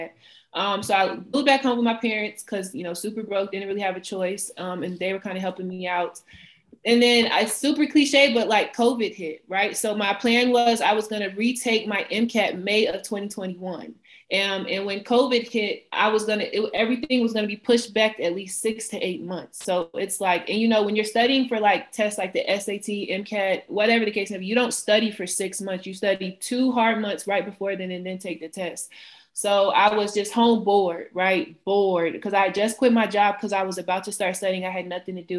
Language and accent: English; Atlanta, Georgia, United States; moved away as an adult; now in Philadelphia, United States; I am from Atlanta, Georgia. I currently live in Philadelphia, Pennsylvania